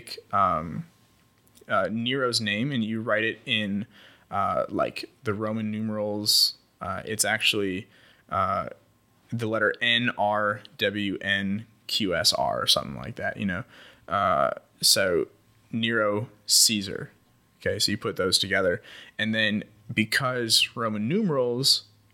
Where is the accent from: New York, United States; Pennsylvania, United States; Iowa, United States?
Iowa, United States; where I grew up in Iowa